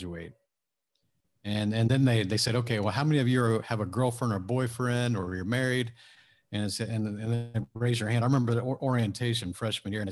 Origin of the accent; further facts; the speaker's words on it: Houston, Texas, United States; my hometown of Houston